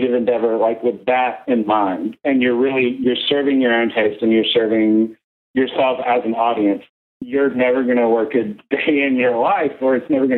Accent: Los Angeles, California, United States; my hometown paper

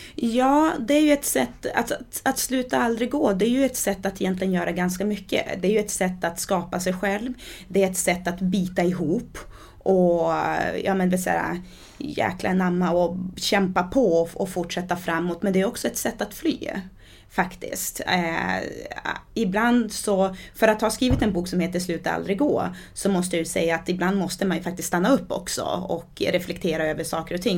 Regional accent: Sweden; also born or lived in Diamantina, Brazil; I och med att jag är svensk, har bott i Sverige i, ja men vad är det, 30 år? Eh, nej, nu ska jag inte det, 29, 28, 29 år. och har bott i Brasilien i åtta år

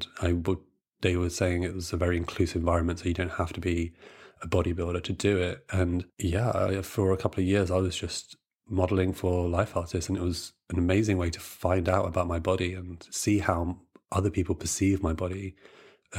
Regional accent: Brighton, South East England, United Kingdom; moved away as an adult; also born or lived in London; I grew up in Brighton, so I would walk down St. James Street

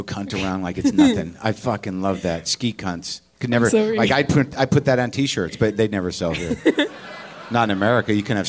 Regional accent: United States; because I'm American and arrogant, and I just didn't know about it

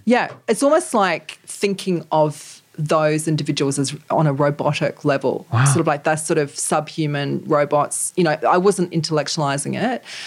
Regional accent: New Zealand; the culture that I grew up in in New Zealand

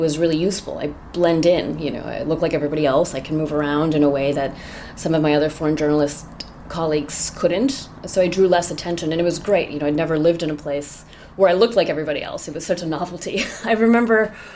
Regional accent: United States; now in Taiwan; As an American

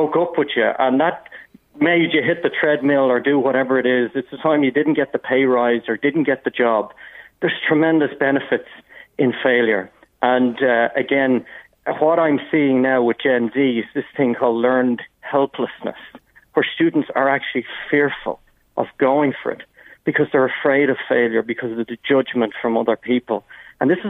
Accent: North County Dublin, Leinster, Ireland; I grew up in North County Dublin

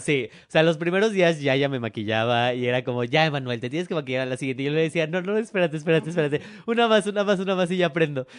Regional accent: Mexico City, Mexico; yo soy el único que es de la CDMX

